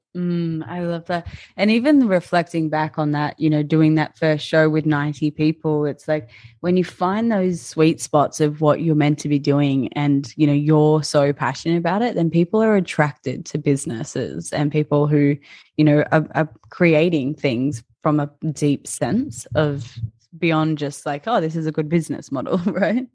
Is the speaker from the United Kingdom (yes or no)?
no; Nambour, Queensland, Australia; moved away; my rural town of Nambour on the Sunshine Coast